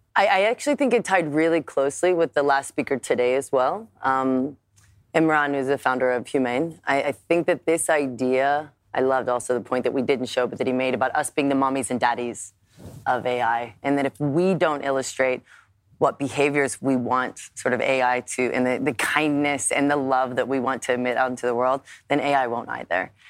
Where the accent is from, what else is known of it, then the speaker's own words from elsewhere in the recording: United States; I'm an American